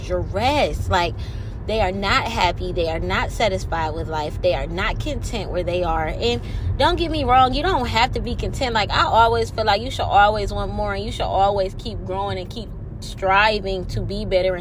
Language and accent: English; Detroit, Michigan, United States; I'm from Detroit